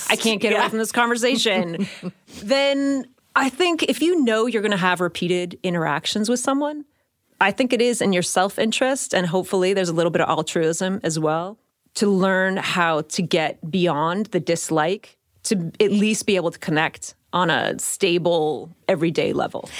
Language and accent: English; Bay Area, California, United States; I grew up in the Bay Area